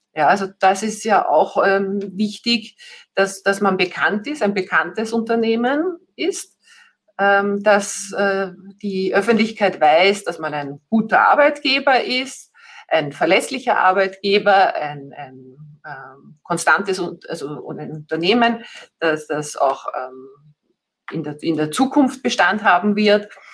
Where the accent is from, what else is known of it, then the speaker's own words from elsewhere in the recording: Vienna, Austria; Ich komme eben aus, aus Österreich, aus dem schönen Wien